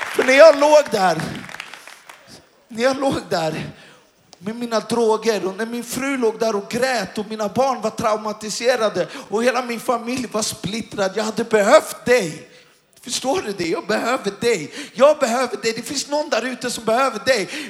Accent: Stockholm, Stockholm County, Sweden; Och jag kommer från Stockholm. Och jag är uppväxt och jag har zigzackat miljonprogrammen och, och, i Stockholm.

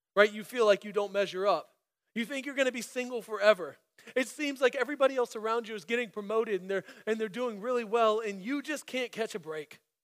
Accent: Central Florida, United States; moved away as an adult; also born or lived in Germany / Illinois; I was born in Germany um, to a German mom and American dad, and it just so happened that my family moved to this middle of nowhere, obscure Central Florida town that I just so happened to grow up in.

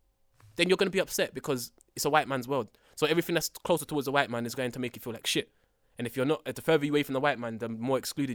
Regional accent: London, United Kingdom; I'm from Tottenham.

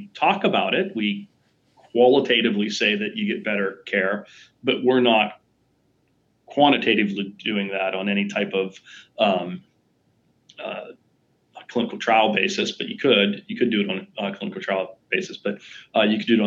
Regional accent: Pittsburgh, Pennsylvania, United States; I grew up in Pittsburgh

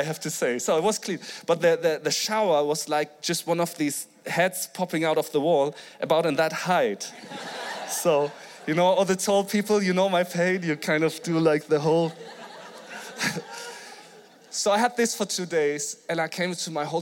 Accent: Flensburg, Schleswig-Holstein, Germany; I'm from Flensburg in Germany

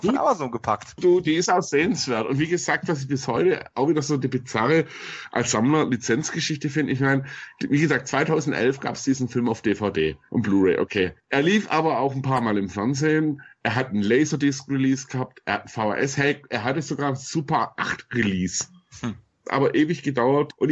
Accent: Munich, Bavaria, Germany; also ich bin ja Münchner, da hat man nicht unbedingt Platz für einen Parkplatz

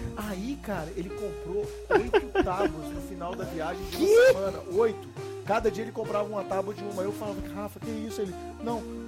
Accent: Belo Horizonte, Minas Gerais, Brazil; sou de BH

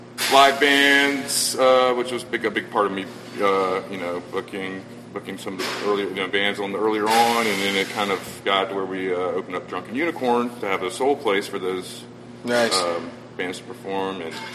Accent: Savannah, Georgia, United States; Savannah, Georgia.

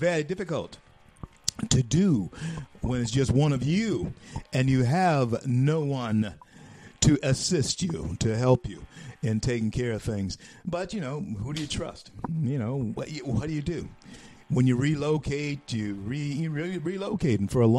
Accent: Shreveport, Louisiana, United States; Used to do radio in Shreveport, my hometown, over Keel, the same station that I started on radio many years ago now.

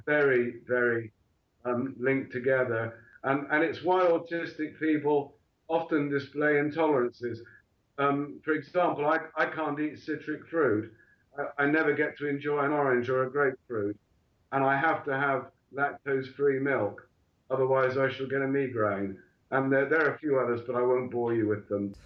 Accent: Bristol, South West England, United Kingdom; also born or lived in Portsmouth; I was born in Bristol in the southwest of England and educated at Wellsway School

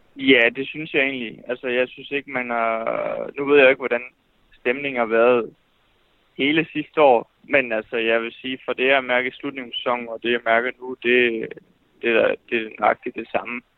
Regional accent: Fredericia, Southern Denmark, Denmark; jeg kommer fra, fra Fredericia

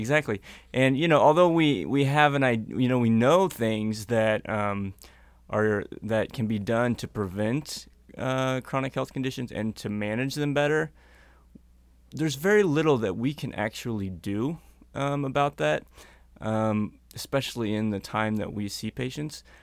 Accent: North Missouri, United States; moved away as an adult; now in Minnesota, United States; I'm originally from Missouri

